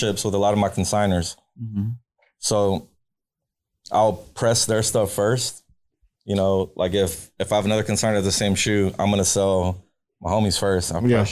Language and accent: English; Austin, Texas, United States; So I grew up in Austin. Okay. I was born here, raised in Austin. I moved back here in 99